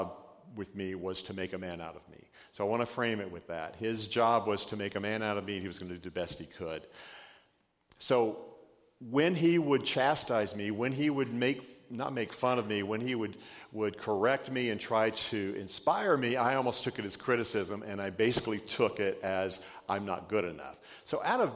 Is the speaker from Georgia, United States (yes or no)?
yes; Georgia, United States; my dad was a big Georgia redneck, because I'm from Georgia